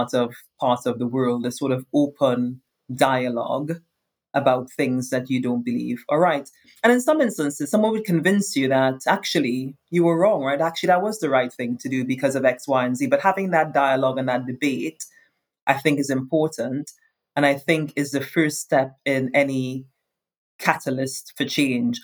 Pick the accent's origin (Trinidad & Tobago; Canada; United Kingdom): Trinidad & Tobago; moved away as an adult; also born or lived in United States / Europe; growing up in Trinidad, everyone's a woman of color or a man of color